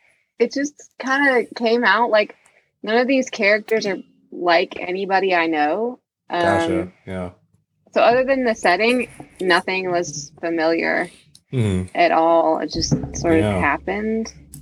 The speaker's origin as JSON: {"language": "English", "area": "small town outside of Pittsburgh", "region": "Pennsylvania", "country": "United States", "tie": "born or raised there", "said": "So it's set in my hometown, which is like this really small town outside of Pittsburgh. I grew up like in the middle of the woods, basically."}